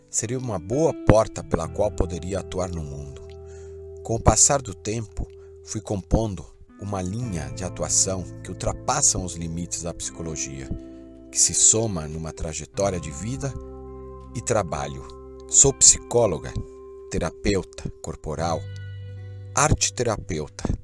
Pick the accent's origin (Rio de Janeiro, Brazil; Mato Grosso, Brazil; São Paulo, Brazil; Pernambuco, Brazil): São Paulo, Brazil; born there; Nasci em São Paulo, mas já morei em muitos lugares, sempre experimentando uma outra relação com a natureza.